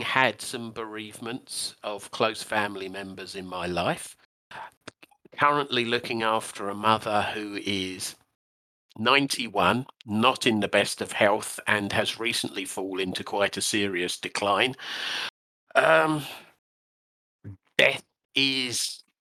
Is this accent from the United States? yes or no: no; United Kingdom; as a Brit